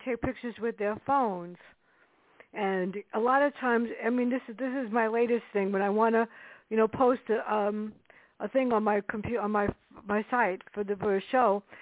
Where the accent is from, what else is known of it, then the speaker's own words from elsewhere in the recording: New York City, New York, United States; now in Westchester, United States; I was brought up in the South Bronx